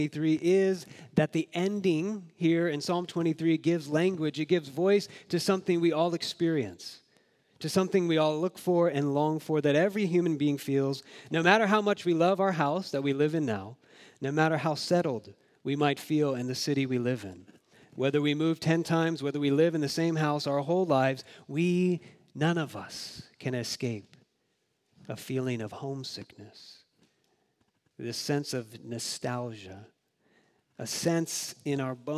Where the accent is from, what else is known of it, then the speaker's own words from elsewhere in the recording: Jacksonville, Florida, United States; moved away; I grew up in Jacksonville, Florida